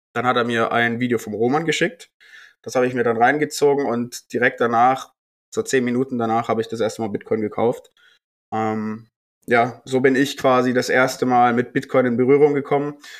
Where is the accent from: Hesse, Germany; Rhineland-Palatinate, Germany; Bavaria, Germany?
Bavaria, Germany; ich komme äh, aus Bayern